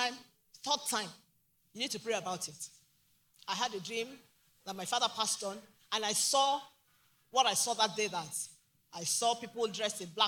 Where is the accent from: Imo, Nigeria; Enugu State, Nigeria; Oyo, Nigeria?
Oyo, Nigeria; Ogbomosho; I'm from Ogumoshi, the great city.